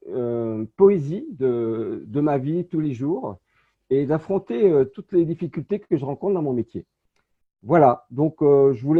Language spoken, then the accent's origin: French; Saint-Étienne, Auvergne-Rhône-Alpes, France; born there; Moi, je suis né à Saint-Étienne, dans la Loire, et c'était une petite ville qui s'appelait Terre-Noire.